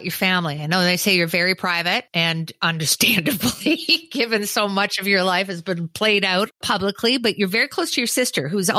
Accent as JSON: {"language": "English", "town": "Montreal", "region": "Quebec", "country": "Canada", "tie": "born or raised there", "said": "I grew up in Montreal"}